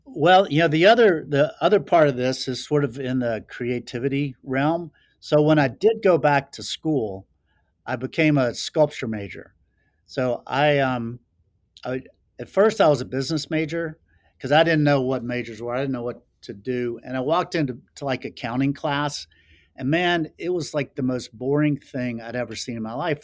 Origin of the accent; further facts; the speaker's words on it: Laurinburg, North Carolina, United States; moved away as an adult; also born or lived in Charlotte, North Carolina / Florida / Montana; I was born in North Carolina, so I consider myself a Carolina boy and grew up, you know, running through the woods with my brothers